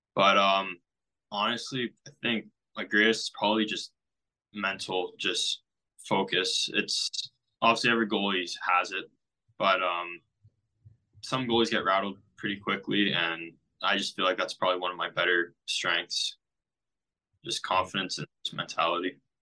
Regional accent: Amherstburg, Ontario, Canada; born or raised there

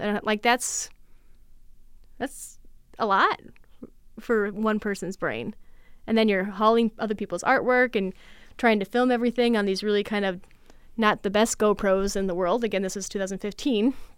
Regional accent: Litchfield, Minnesota, United States; now in Mankato, United States; I am originally from Litchfield

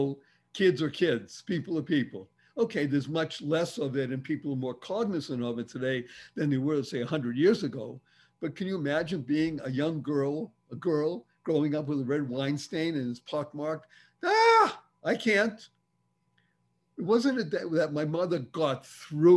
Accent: Boston, Massachusetts, United States; accent: Boston; I grew up in Boston, Massachusetts, and I can do Boston. I can speak that way if I want to.

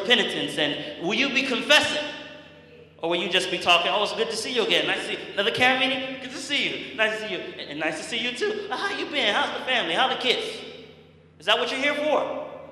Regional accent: Massachusetts, United States; I'm from Massachusetts

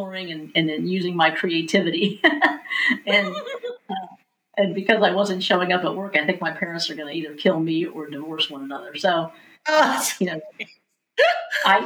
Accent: Mount Vernon, Ohio, United States; I grew up in Mount Vernon, Ohio, 15,000 population, very small town

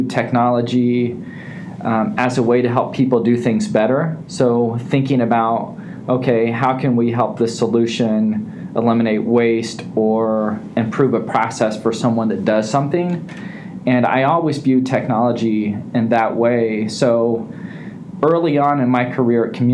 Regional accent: Terre Haute, Indiana, United States; I've always been a Hoosier. I grew up in Terre Haute, Indiana

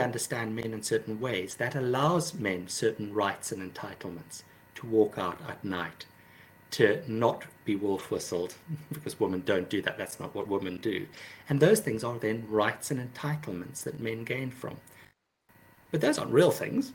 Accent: South Africa; moved away; also born or lived in London; I grew up in South Africa

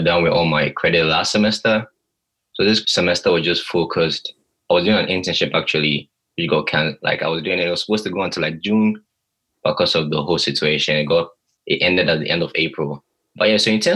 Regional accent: Ghana; moved away as an adult; now in Virginia, United States; I'm from Ghana originally, by the way, also. I couldn't go back home

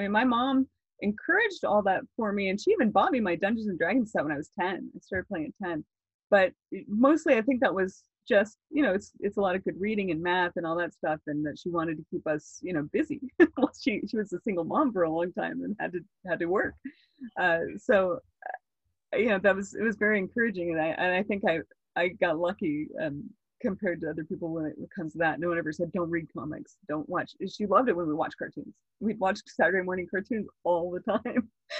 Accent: Florida, United States; now in California, United States; When I came from Florida to California, I was reading books on like how to talk to people

